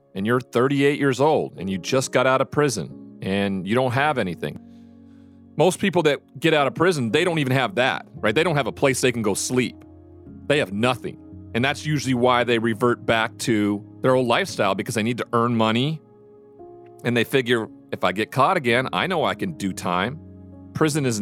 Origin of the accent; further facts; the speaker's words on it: Montana, United States; moved away as an adult; my hometown